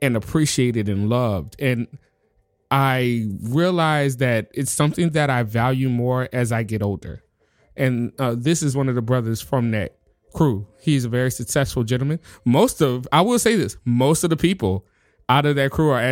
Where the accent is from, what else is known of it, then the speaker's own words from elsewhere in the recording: New Orleans, Louisiana, United States; I'm born and raised in New Orleans